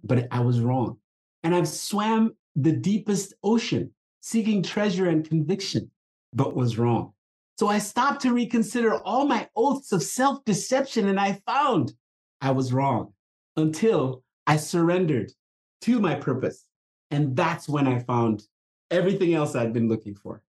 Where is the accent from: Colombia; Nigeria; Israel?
Nigeria; moved away; I grew up in Africa. Uh, I was a brand new young little child in, in the late 60s when there was a, a civil war happening in my country. Country it was it was, called Biafra. It was trying to break away from the parent company uh, country called uh, Nigeria